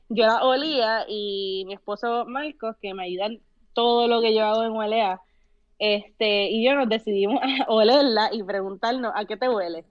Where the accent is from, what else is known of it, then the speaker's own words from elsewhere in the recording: Puerto Rico; first language Spanish; moved away as an adult; also born or lived in Colorado / San Francisco Bay Area; now in San Francisco, United States; esa fue mi niñez en Puerto Rico y, pues yo tuve la niñez completa en Puerto Rico